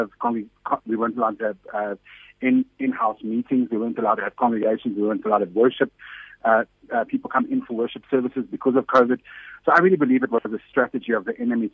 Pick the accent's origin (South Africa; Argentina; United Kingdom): South Africa; Johannesburg, Gauteng; I'm a Portuguese South African person. I come from Johannesburg